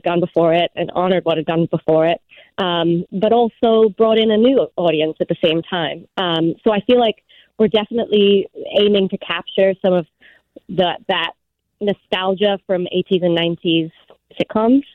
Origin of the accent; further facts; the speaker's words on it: England, United Kingdom; moved away; I grew up in England